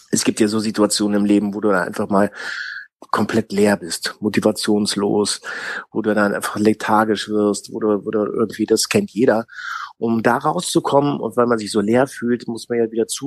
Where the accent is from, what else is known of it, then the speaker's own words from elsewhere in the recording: Ticino, Switzerland; ich komme eigentlich äh, aus, aus dem Tessin, aus der italienischen Schweiz.